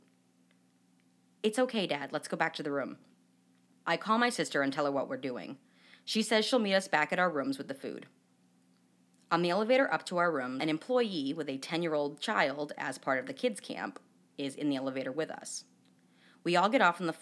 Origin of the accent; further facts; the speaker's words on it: New Hampshire, United States; now in Chicago, United States; I'm from New Hampshire